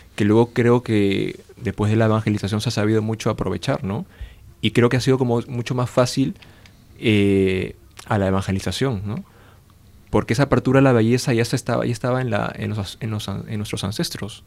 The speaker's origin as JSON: {"language": "Spanish", "country": "Peru", "said": "yo soy de Perú"}